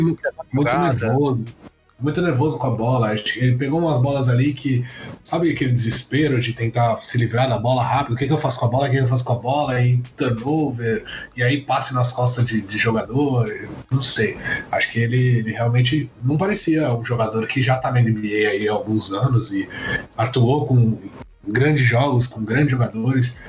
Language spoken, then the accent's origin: Portuguese; Brazil; como bom brasileiro